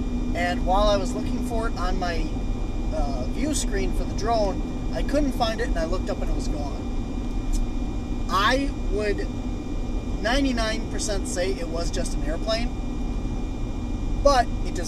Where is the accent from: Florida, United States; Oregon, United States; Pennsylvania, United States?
Florida, United States; Yes, Florida.